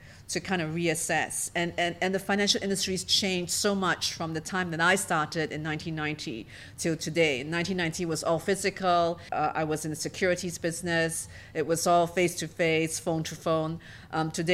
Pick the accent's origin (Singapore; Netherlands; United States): Singapore; also born or lived in London / Tokyo / Hong Kong; I'm a Singaporean and a career banker